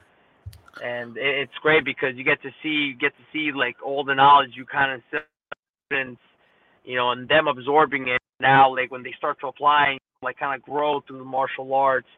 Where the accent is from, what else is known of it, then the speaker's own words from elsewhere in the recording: New York City, New York, United States; also born or lived in Miami / Columbus; I grew up in New York City, pretty much. When I was in Miami, went to live in Columbus for a bit, then came to New York, and been living here ever since.